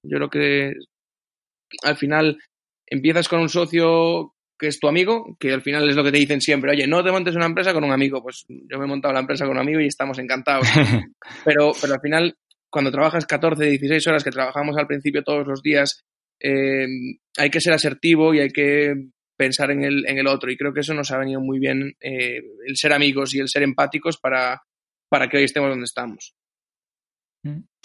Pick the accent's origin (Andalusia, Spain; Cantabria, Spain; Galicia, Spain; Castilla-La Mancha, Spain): Galicia, Spain; moved away; tanto Andrés como yo somos gallegos